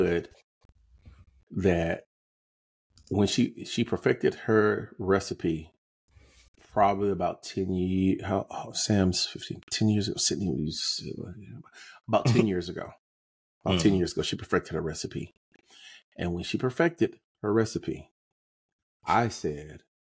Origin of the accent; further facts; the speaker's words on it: North Carolina, United States; I was raised in North Carolina.